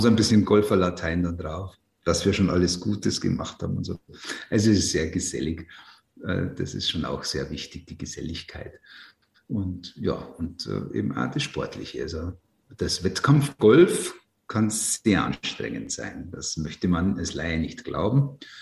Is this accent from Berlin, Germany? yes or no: no; Ruhpolding, Bavaria, Germany; Dieser Flecken Erde, auf dem ich da leben darf, ich bin da so verwurzelt, ich will da nicht weg